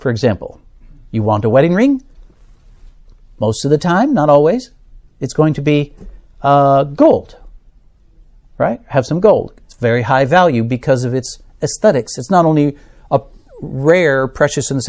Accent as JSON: {"language": "English", "country": "United States", "said": "as an American"}